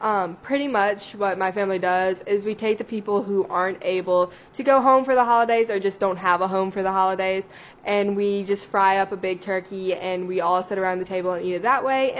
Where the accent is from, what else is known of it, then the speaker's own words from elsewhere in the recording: Baton Rouge, Louisiana, United States; because I'm from South Louisiana.